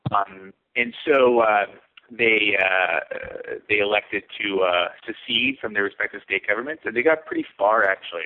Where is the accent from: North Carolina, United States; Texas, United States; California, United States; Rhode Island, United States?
California, United States; moved away; I'm from California. My friends and family are from California